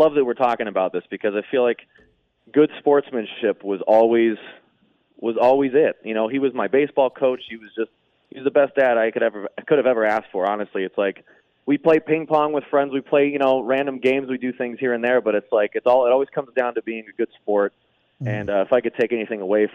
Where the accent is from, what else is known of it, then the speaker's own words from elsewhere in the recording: Las Vegas, Nevada, United States; born and raised in Vegas.